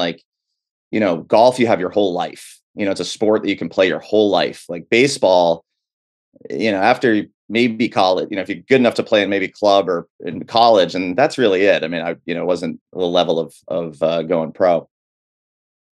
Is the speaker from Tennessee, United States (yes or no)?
no; New Hampshire, United States; I grew up in New Hampshire